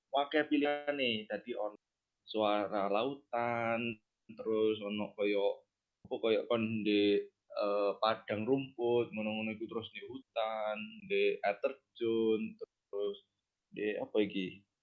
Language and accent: Indonesian; Central Java, Indonesia; anjir gue Jawa Tengah.